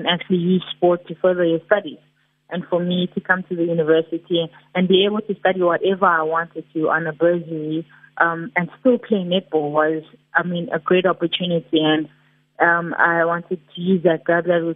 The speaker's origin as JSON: {"language": "English", "town": "Pietersfontein", "region": "Mpumalanga", "country": "South Africa", "tie": "born or raised there", "also_born_or_lived": "Middelburg / Free State", "moved": "yes", "said": "So I'm originally from Pietersfontein. I grew up in Pietersfontein in Mpumalanga"}